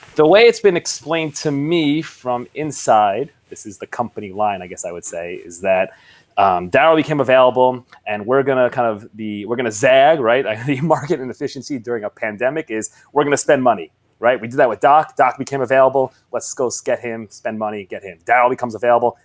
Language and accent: English; New York, United States; I'm a New Yorker